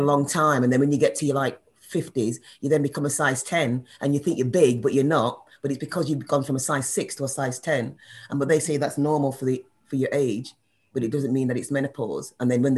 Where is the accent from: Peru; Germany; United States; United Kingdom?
United Kingdom; Manchester, North West England; I'm calling from Manchester. I'm from Manchester.